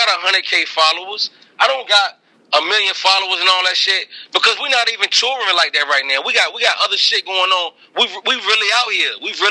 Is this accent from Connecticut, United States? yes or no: no; Portsmouth, Virginia, United States; I'm from Portsmouth